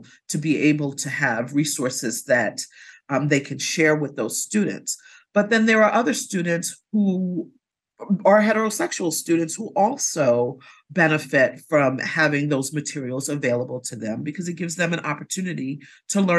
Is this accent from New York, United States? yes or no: yes; New York City, New York, United States; growing up in New York City and having lots of resources that were available to me